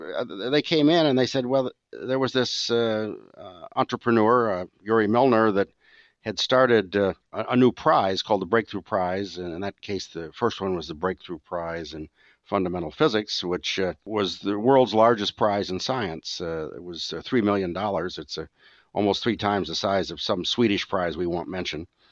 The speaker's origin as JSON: {"language": "English", "region": "Michigan", "country": "United States", "tie": "born or raised there", "moved": "yes", "said": "I grew up in Michigan"}